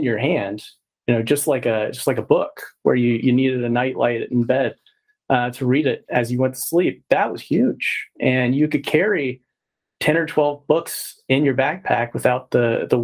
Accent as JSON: {"language": "English", "region": "Texas", "country": "United States", "said": "I'm from Texas as well."}